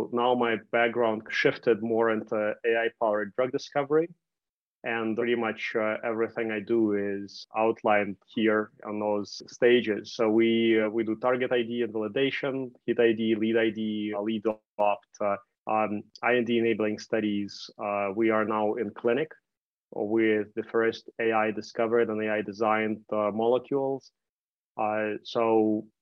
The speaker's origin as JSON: {"language": "English", "country": "Canada", "said": "I did my first 2 degrees at Queen's University in Canada, so I'm Canadian"}